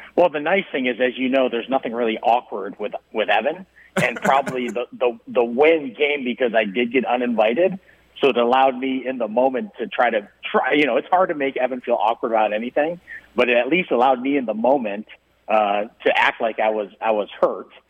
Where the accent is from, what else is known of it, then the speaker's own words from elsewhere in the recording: Midwest, United States; moved away; I'm from the Midwest